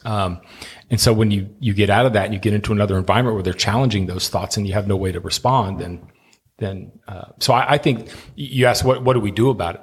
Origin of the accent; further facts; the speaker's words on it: Miami, Florida, United States; moved away; my hometown, uh, of Miami